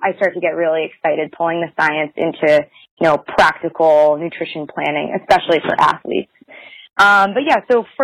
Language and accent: English; Boston, Massachusetts, United States; moved away as an adult; also born or lived in Virginia; now in Cincinnati, United States; so I grew up in Boston, South Shore, Massachusetts, surrounded with a lot of, like, fresh seafood